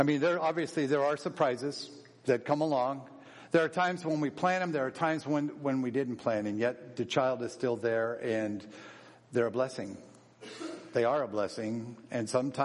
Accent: Seattle, Washington, United States; I was born in Seattle, Washington

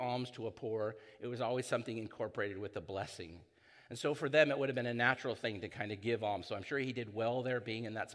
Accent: San Clemente, California, United States; also born or lived in Hoag Hospital, Newport Beach, California; I was born here in Hogue, and I grew up in San Clemente

